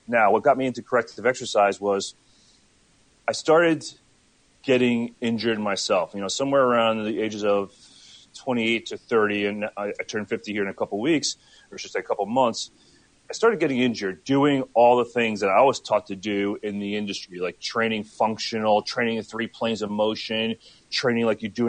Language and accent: English; Lake Hopatcong, New Jersey, United States; also born or lived in Trenton, New Jersey; now in Chicago, United States; I grew up mostly in upper northwest Jersey, in the Parsippany Morristown. Specifically, it's Lake Hopatcong